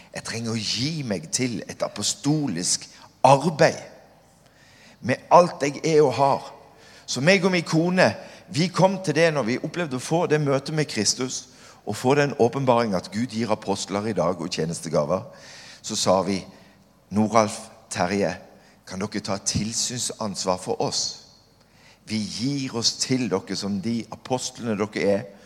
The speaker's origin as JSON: {"language": "Norwegian", "town": "Kvinesdal", "region": "Agder", "country": "Norway", "tie": "born or raised there", "moved": "yes", "lives_now": "Stord, Norway", "said": "Som liten så flytta jeg til Kvinesdal. Jeg er oppvokst i Kvinesdal"}